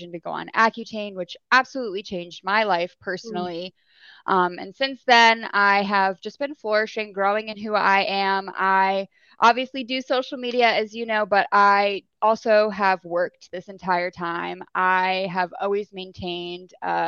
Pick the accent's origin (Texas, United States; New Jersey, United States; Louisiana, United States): New Jersey, United States; now in Florida, United States; I'm originally from New Jersey. Okay. Right now I'm living here in Florida, but grew up in New Jersey, born and raised.